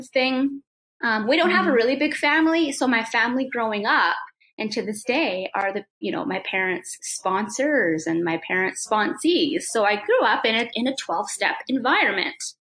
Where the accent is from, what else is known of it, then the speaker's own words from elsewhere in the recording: the Prairies, Canada; also born or lived in Whitehorse, Yukon; I was born in Whitehorse, Yukon. Yeah. And then I actually grew up in the prairies